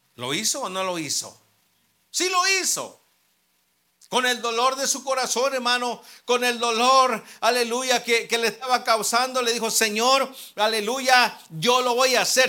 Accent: Mexico; nosotros los mexicanos

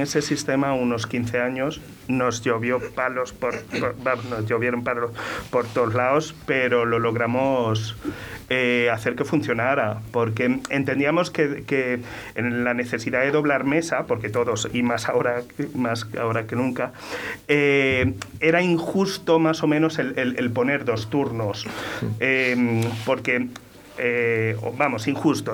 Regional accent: Torremolinos, Andalusia, Spain; also born or lived in Venezuela; criados en Málaga, en Torremolinos

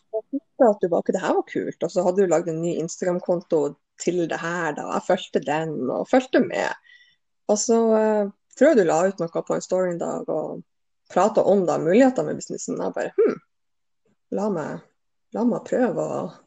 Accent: Bodø, Nordland, Norway; jeg er oppvokst i Bodø, så jeg er jo fra samme plassen som Eir

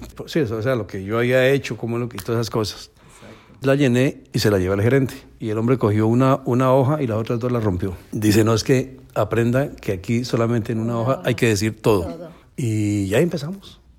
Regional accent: Colombia; moved away as an adult; now in Miami, United States; como buen colombiano

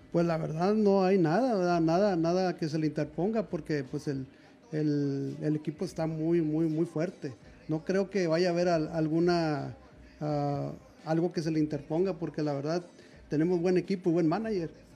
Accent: Monterrey, Nuevo León, Mexico; soy de, aquí de Monterrey también

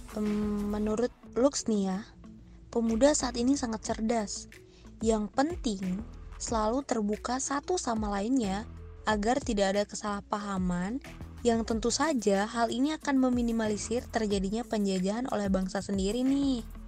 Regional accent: Pasangkayu, West Sulawesi, Indonesia; di daerahku sendiri nih, tepatnya di Pasangkayu, Sulawesi Barat

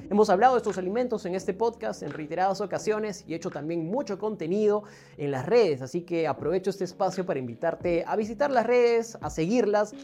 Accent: Peru; nosotros como peruanos

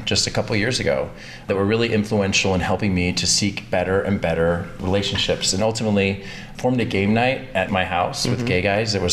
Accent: Texas, United States; now in Atlanta, United States; I'm actually originally a Texan

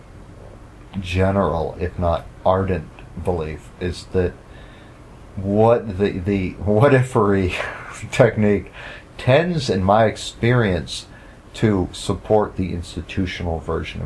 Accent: United States; as an American

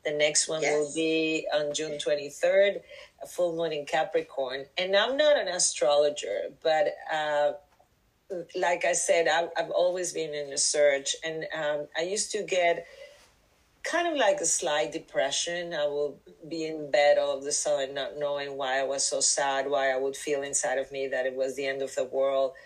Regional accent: Mexico; moved away as an adult; also born or lived in New York City; I'm from Mexico, and truly I started with plant medicine, with shamans in Mexico

